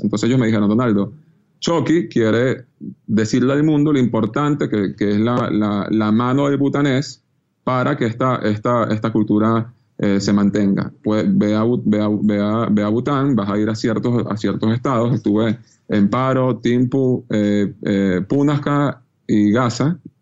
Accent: Venezuela; uno como venezolano

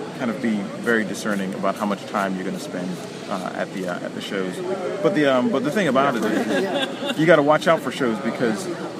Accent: Atlanta, Georgia, United States; Yeah, I'm from Atlanta, mm-hmm. and so I'm about, like, maybe... almost 2 hours away from here

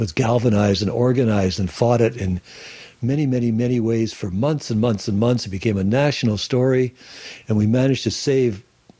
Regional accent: Sarnia, Ontario, Canada; now in Salt Spring Island, Canada; I was born in Sarnia, Ontario, the Chemical Valley

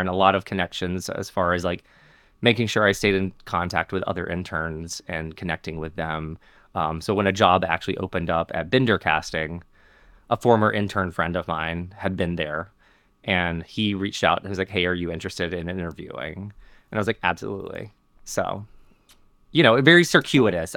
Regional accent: Montgomery, Alabama, United States; I grew up in Montgomery, Alabama

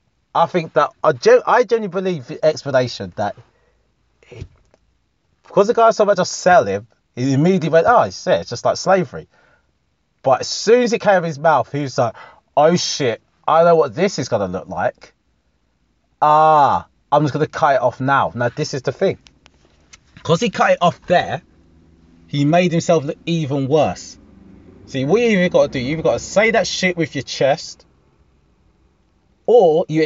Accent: England, United Kingdom; You can say you love being British without saying fuck the French. You know? We like being English, even.

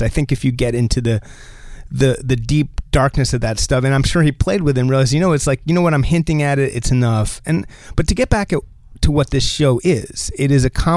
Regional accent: New Jersey, United States; accent: Jersey; I can do a Jersey accent because I'm from Jersey

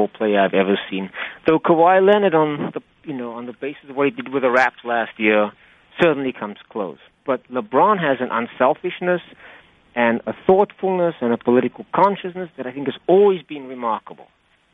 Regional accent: Cape Town, Western Cape, South Africa; moved away as an adult; now in United States; I grew up in Cape Town, South Africa, and I played actively as a boy and as a young man

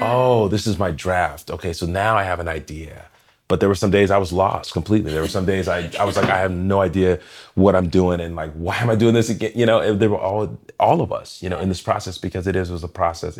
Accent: Portland, Oregon, United States; Growing up in Portland

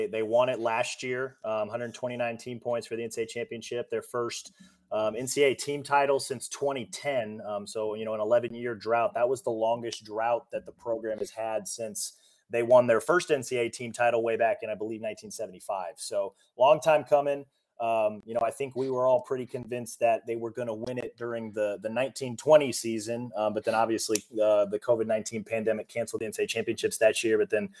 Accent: Kansas City, Missouri, United States; No, I'm originally from Kansas City.

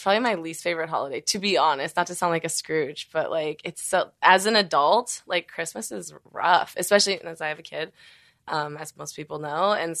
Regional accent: Las Vegas, Nevada, United States; also born or lived in San Diego; now in Los Angeles, United States; I grew up in Vegas

